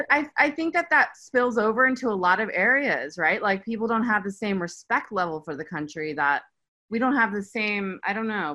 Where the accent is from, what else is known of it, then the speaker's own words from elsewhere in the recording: United States; moved away as an adult; now in Turkey; as an American